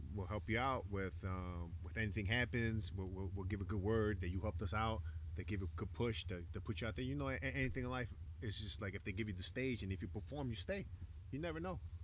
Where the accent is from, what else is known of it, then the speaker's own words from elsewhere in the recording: Chicago, Illinois, United States; moved away as an adult; now in Isla Mujeres, Mexico; growing up in Chicago